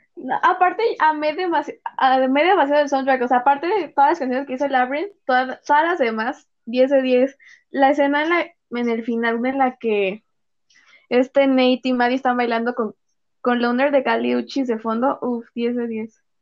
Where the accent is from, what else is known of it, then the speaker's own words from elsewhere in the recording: Mexico; Ya no somos mexicanas